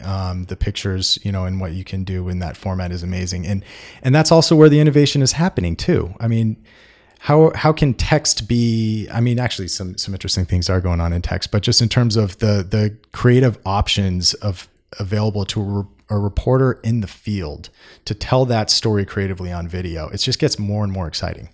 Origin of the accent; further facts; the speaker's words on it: Bay Area, California, United States; I'm from the Bay Area